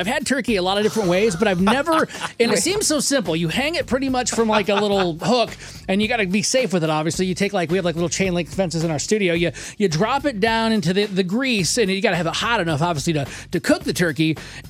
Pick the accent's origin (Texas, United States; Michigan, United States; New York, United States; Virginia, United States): Texas, United States; I'm a Texan.